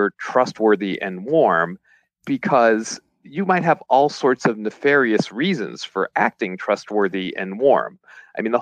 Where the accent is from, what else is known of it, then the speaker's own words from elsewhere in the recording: Pittsburgh, Pennsylvania, United States; I grew up in Squirrel Hill